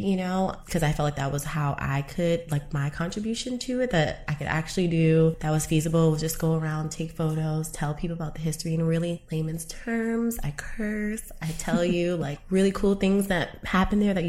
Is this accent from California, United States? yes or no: no; New York City, New York, United States; moved away as an adult; now in Los Angeles, United States; Being born and raised in Harlem, I went to a lot of like Afrocentric schools like in the 90s